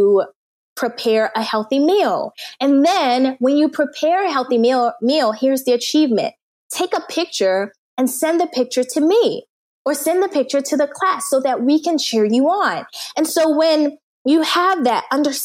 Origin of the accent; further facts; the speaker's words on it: United States; moved away as an adult; also born or lived in Turkmenistan / South Korea; I'm an American